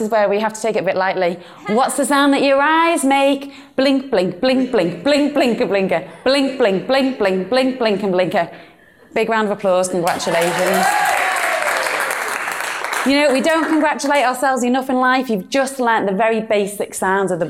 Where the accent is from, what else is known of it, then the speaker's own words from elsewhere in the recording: Birkenhead, North West England, United Kingdom; accent: British Northern; this is my hometown. This is beautiful, glorious Birkenhead